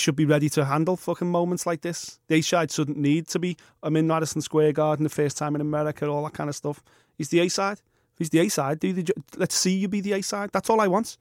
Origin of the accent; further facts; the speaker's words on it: Liverpool, North West England, United Kingdom; I'm from Liverpool